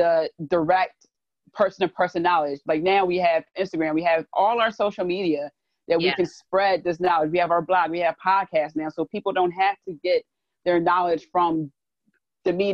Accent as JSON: {"language": "English", "town": "Philadelphia", "region": "Pennsylvania", "country": "United States", "accent": "Philly", "said": "my Philly accent"}